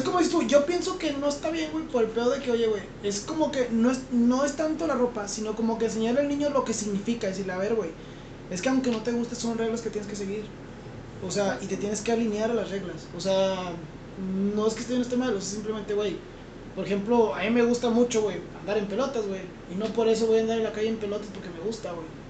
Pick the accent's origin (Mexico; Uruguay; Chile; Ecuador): Mexico; Yo soy mexicano